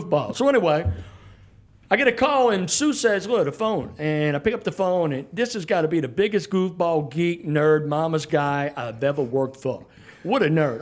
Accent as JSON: {"language": "English", "town": "New Orleans", "region": "Louisiana", "country": "United States", "tie": "born or raised there", "moved": "as an adult", "lives_now": "Baton Rouge, United States", "said": "somebody who was born and raised down there"}